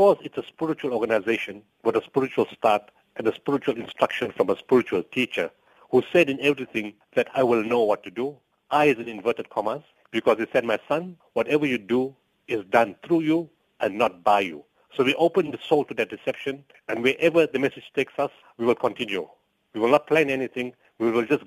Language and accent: English; South Africa; We are South African and this is our country and our people come first